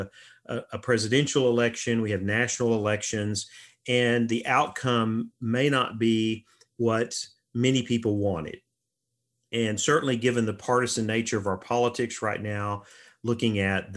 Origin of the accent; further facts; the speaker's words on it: United States; our identity as Americans